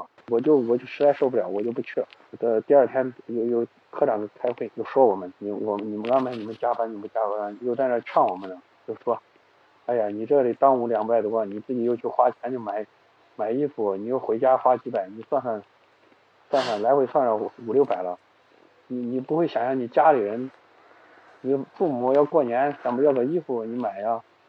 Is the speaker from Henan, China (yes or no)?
yes; Xuchang, Henan, China; 我是河南人嘛，河南许昌人。